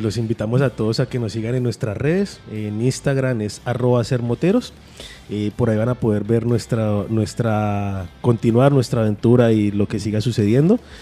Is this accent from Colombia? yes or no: yes; Colombia; Nosotros somos comunidad andina